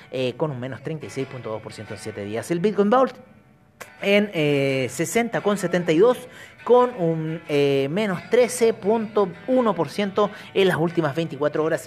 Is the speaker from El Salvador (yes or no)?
no; Chile; yo soy de Chile